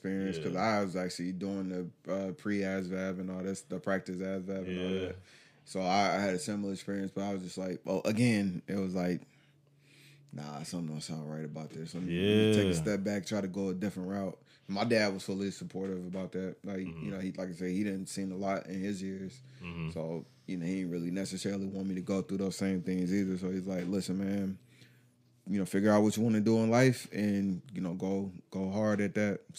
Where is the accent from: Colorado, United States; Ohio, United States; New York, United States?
Colorado, United States; Fort Carson; born there; also born or lived in Panama; So I was born in Colorado. I was born at Fort Carson. Moved to Fort Wainwright, Alaska. That's where my younger sister was born.